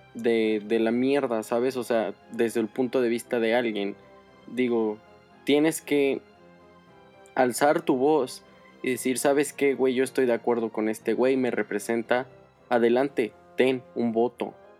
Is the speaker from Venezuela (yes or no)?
no; San Luis Potosí, Mexico; Yo soy de San Luis Potosí